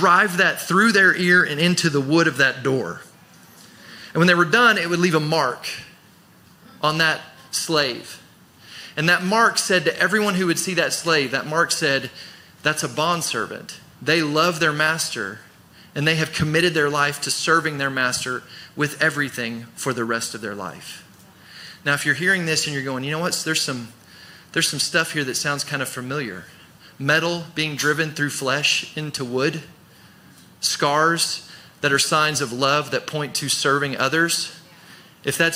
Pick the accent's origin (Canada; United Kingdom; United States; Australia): United States; growing up in America, living in America